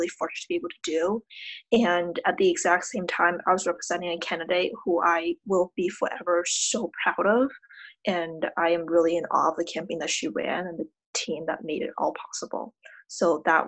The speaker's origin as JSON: {"language": "English", "town": "Malden", "region": "Massachusetts", "country": "United States", "said": "I am from Malden, Massachusetts"}